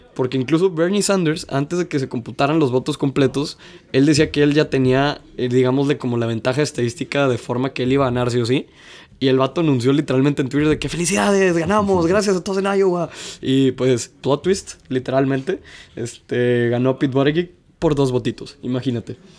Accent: Mexico; más como mexicano

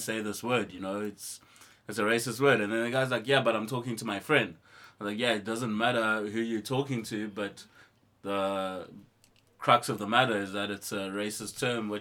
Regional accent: Eastern Cape, South Africa; moved away; I come from South Africa, actually. Home is home in the Eastern Cape, in the deep boonders of the Xhosa villages.

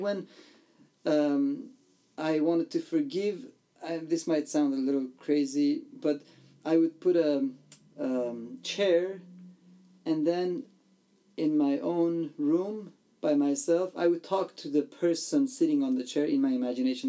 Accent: Iran; I was born and raised in Iran in a persecuted church and family and a country

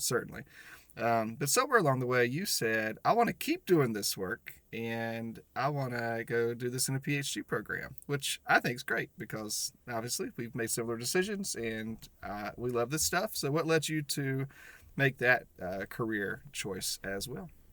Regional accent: the South, United States; I grew up a Baptist in the South

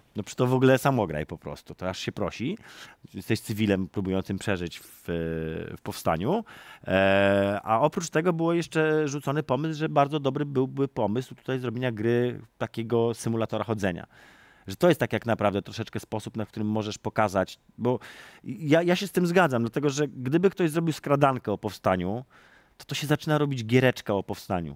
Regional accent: Warsaw, Masovian Voivodeship, Poland; jestem warszawiakiem z urodzenia

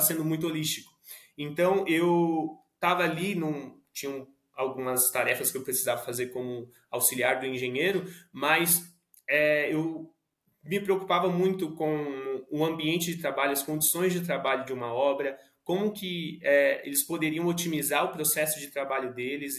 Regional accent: Suzano, São Paulo, Brazil; now in São Paulo, Brazil; aqui moro em São Paulo, sou nascido e criado em Suzano, região metropolitana de São Paulo

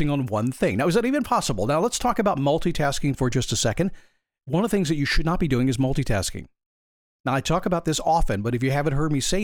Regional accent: Manassas, Virginia, United States; moved away as an adult; I grew up in Manassas, Virginia. I went to Stonewall Jackson High School there a long time ago

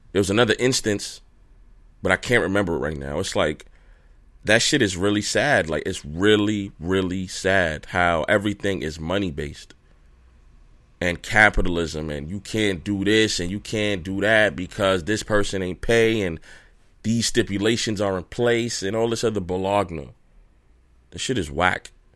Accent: Brooklyn, New York, United States; I'm from Brooklyn

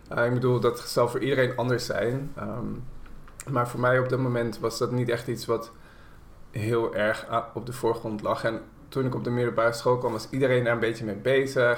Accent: Haarlem, North Holland, Netherlands; Haarlem waar ik opgroeide

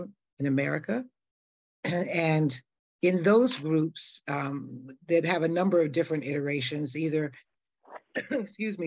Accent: New York City, New York, United States; born and raised in New York City in Harlem

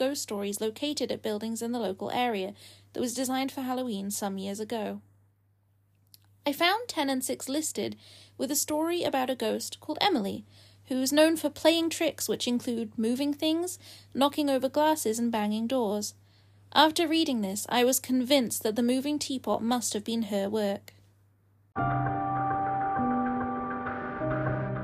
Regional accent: United Kingdom

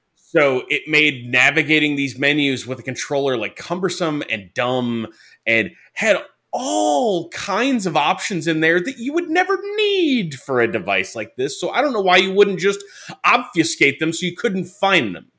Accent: Detroit, Michigan, United States; I grew up in Detroit

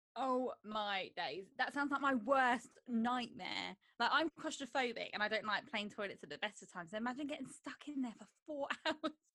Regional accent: Croydon, London, United Kingdom; I'm from Croydon

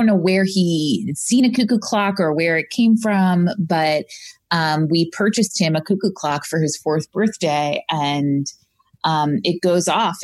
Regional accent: Long Island, New York, United States; moved away; Originally from Long Island

